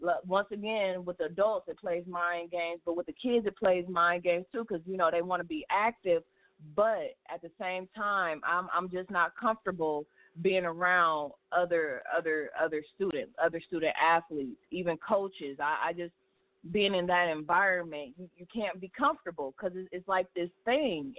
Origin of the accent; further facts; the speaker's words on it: Cleveland, Ohio, United States; born and raised in Cleveland